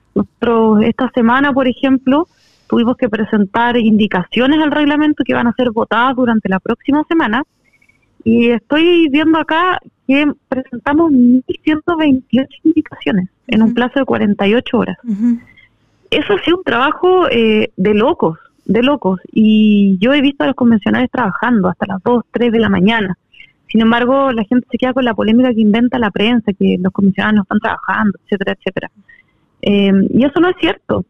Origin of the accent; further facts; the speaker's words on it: District 26, Los Lagos, Chile; representar al distrito 26, que es mi tierra, que yo la amo